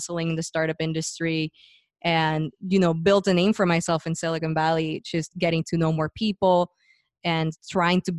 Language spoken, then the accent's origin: English; Puerto Rico; moved away as an adult; So I was born and raised in Puerto Rico, and was going to school